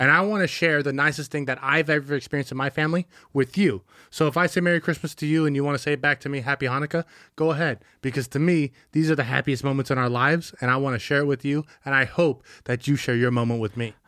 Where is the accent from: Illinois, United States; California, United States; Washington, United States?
California, United States; Bay Area; we grew up in the Bay Area